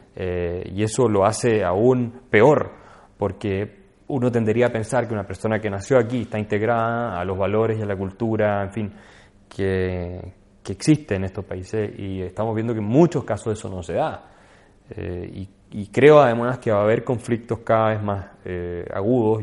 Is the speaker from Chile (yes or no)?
yes; Chile